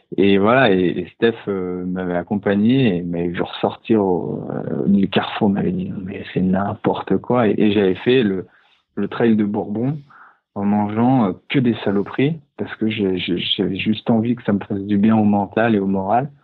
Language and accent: French; Annecy, Auvergne-Rhône-Alpes, France; moved away as an adult; also born or lived in Paris; Le fait de revenir aussi sur les de lac d'Annecy, ça m'a permis de, me reconnecter à, la nature qui m'a eu grandir